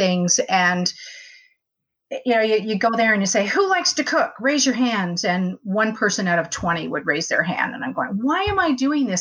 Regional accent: Salt Lake City, Utah, United States; now in Murray, United States; I grew up on the East Bench of Salt Lake

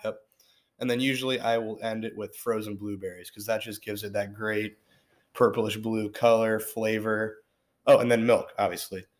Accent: Cincinnati, Ohio, United States; Born and raised in Cincinnati.

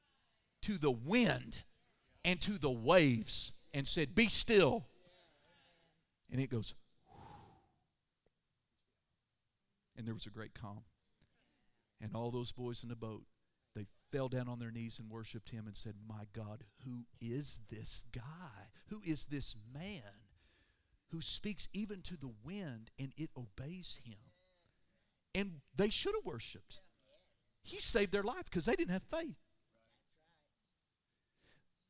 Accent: Oklahoma, United States; I'm from Oklahoma

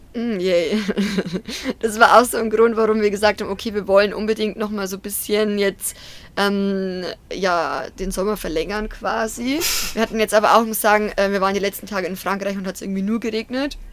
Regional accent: near Deggendorf, Bavaria, Germany; also born or lived in Munich; Also ich bin quasi in der Nähe von Deckendorf aufgewachsen.

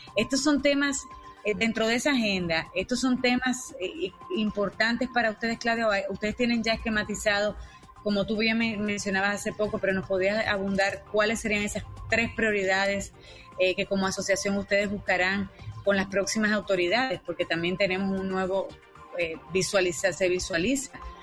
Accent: Dominican Republic; yo como como dominicana

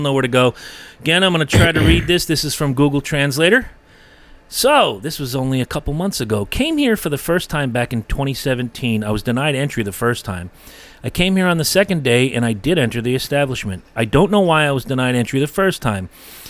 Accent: Canada; Yeah, here's my rainbow money. I'm from Canada.

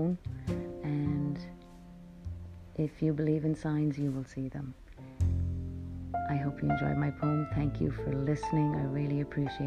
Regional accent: Ireland; moved away as an adult; now in United States; I grew up in Ireland

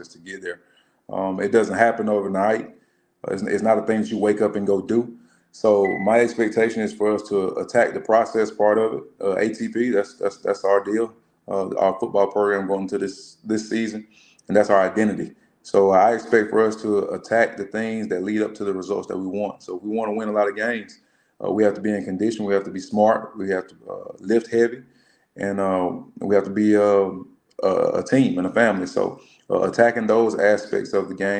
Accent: Columbus, Georgia, United States; I am a Columbus native. I went through Muskogee County School District. I graduated from Northside High School here in Columbus

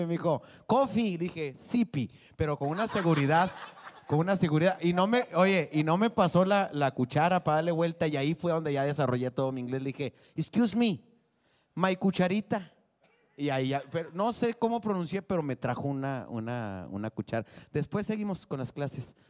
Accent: Saltillo, Coahuila, Mexico; now in Ramos Arizpe, Mexico; Yo vivo en Ramos Arispe y soy de Saltillo

